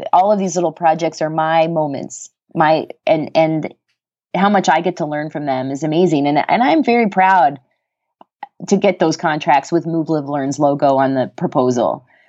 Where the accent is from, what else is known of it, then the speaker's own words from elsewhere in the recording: Canada; moved away as an adult; also born or lived in Colorado; now in United States; I'm Canadian